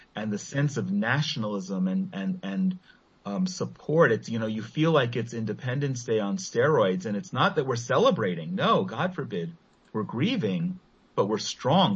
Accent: Israel; also born or lived in Efrat; as Israelis

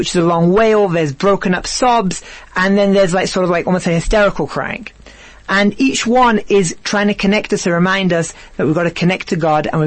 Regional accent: England, United Kingdom; now in South Africa; I'm really from England

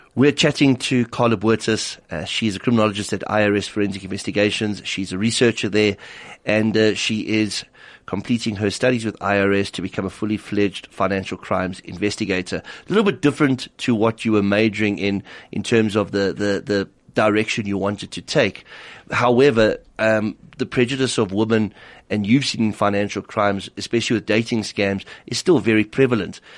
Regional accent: South Africa; as a South African

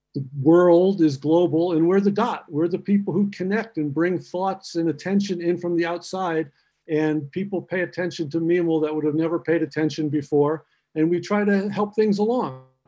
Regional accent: Vermont, United States; moved away as an adult; also born or lived in Free State, South Africa; now in South Africa; my wife and I are from Vermont in the United States

